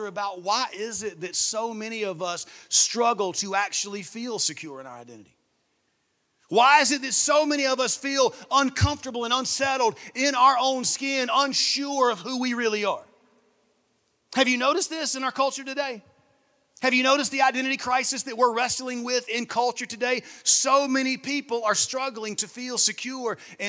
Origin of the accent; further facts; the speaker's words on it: Saluda, South Carolina, United States; now in Augusta, United States; I'm actually from a small town in South Carolina, about an hour from here, called Saluda, South Carolina. That's where I'm from. It's where I was born. It's where I was raised. I grew up there on my parents' farm.